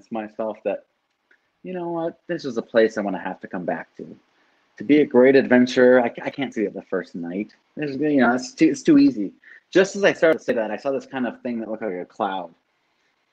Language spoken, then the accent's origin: English; California, United States; from California